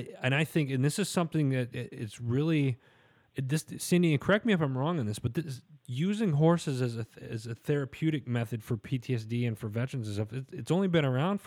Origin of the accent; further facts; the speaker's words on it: Midwest, United States; I grew up in the Midwest. I actually, my uncles had a couple of horses, so I've been around horses